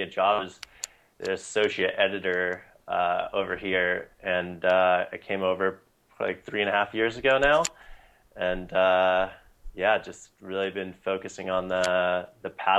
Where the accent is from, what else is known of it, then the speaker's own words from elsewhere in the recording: Pistol River, Oregon, United States; I grew up in Southern Oregon, beautiful stretch of coast